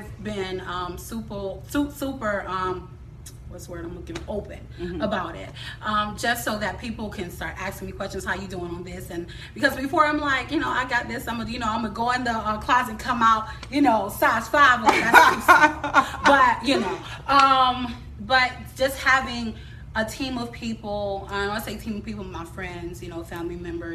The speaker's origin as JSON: {"language": "English", "town": "Tampa", "region": "Florida", "country": "United States", "tie": "born or raised there", "said": "I'm from Tampa, Florida, born and raised."}